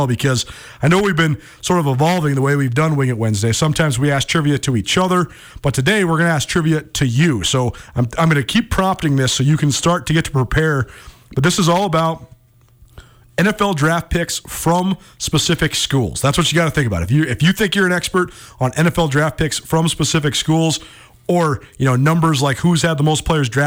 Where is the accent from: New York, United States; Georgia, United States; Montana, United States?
Montana, United States; a buddy who I grew up with here in Montana